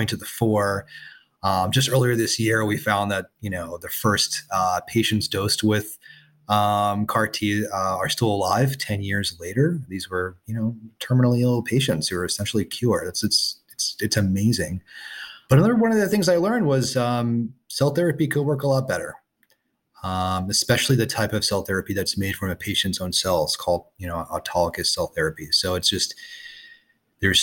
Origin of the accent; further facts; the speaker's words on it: Northeast, United States; moved away as an adult; also born or lived in San Francisco Bay Area; now in Los Angeles, United States; I'm from the Northeast.